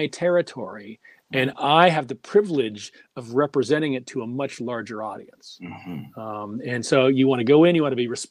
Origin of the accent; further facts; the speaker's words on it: Pittsburgh, Pennsylvania, United States; Growing up in Pittsburgh